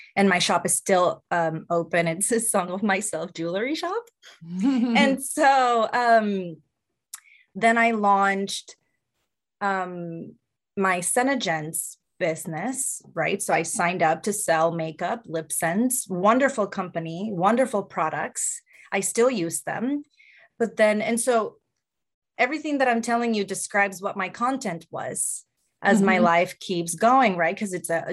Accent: Puerto Rico; moved away as an adult; now in United States; I grew up in Puerto Rico and I didn't make it to the States until I was 27

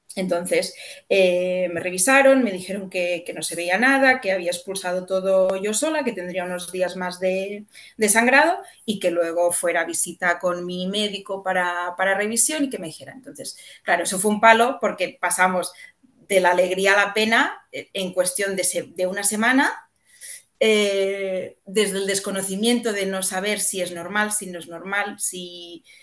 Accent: Catalonia, Spain; soy catalana

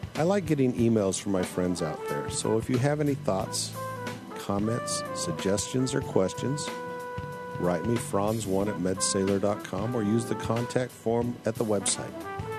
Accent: Turkey; now in San Francisco Bay Area, United States; I'm originally from Turkey and have been living in the San Francisco Bay Area for the last 20 years or so.

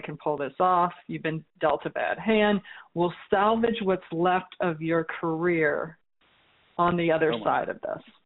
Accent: New Orleans, Louisiana, United States; my hometown of New Orleans

